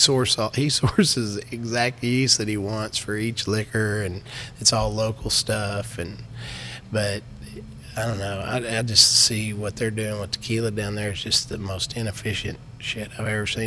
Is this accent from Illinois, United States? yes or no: no; Texas, United States; I'm from Texas